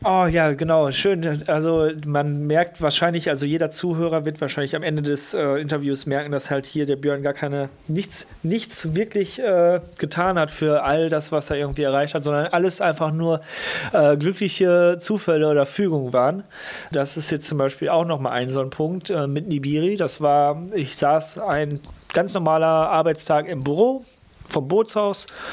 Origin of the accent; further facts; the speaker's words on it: Lippstadt, North Rhine-Westphalia, Germany; also born or lived in Geseke; now in Cologne, Germany; dann komme ich halt aus Lippstadt und nicht da, wo ich geboren wurde in Geseke